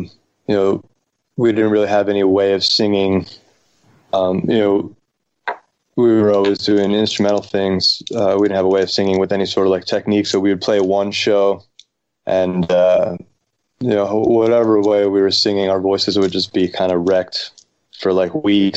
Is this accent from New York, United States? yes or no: yes; New York, United States; moved away as an adult; also born or lived in Boston; we're from New York